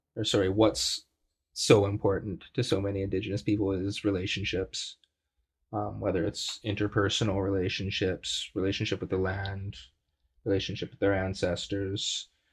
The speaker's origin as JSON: {"language": "English", "area": "Treaty 7 territory", "region": "Alberta", "country": "Canada", "tie": "born or raised there", "moved": "yes", "lives_now": "Victoria, Canada", "said": "I'm a prairie Métis. I grew up in Treaty 7 territory in Alberta"}